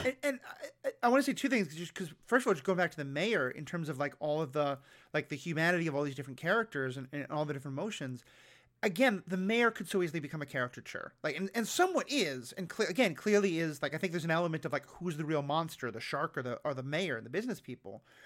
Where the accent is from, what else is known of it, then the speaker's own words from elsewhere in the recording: New York City, New York, United States; I grew up on Manhattan in New York City